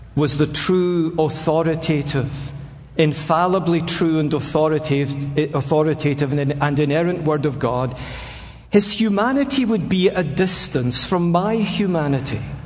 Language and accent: English; Scotland, United Kingdom; I'm a Scotsman.